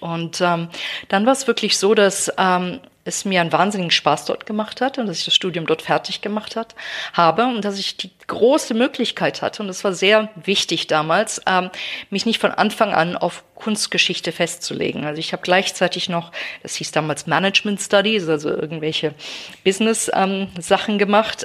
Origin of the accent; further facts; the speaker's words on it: Baden-Baden, Baden-Württemberg, Germany; moved away as an adult; also born or lived in St Andrews, Scotland / Berkeley; now in London, United Kingdom; ich komme aus Baden-Baden, bin in Baden-Baden groß geworden